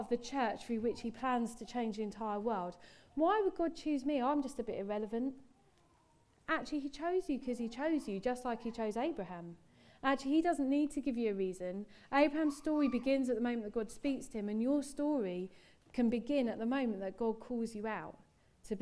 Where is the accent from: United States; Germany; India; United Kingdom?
United Kingdom; England; me as an English person